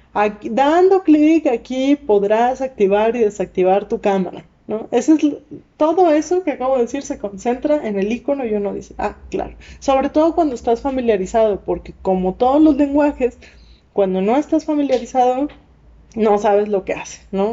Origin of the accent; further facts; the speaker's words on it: Monterrey, Nuevo León, Mexico; accent: regia, norteña; moved away; yo soy de Monterrey